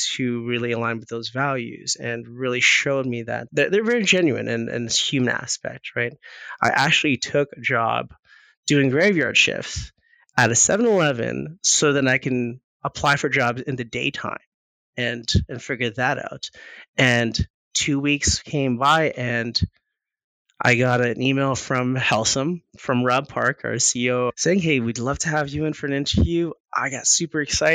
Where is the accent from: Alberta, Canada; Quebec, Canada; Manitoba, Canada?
Manitoba, Canada; Winnipeg; now in Calgary, Canada; I was born in Winnipeg, actually. Born in Winnipeg, I moved here in 99